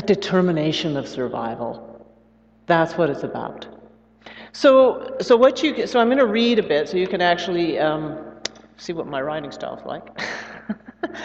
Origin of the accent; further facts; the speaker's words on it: the Northwest, Pacific Northwest, United States; also born or lived in Brazil; I'm from the Northwest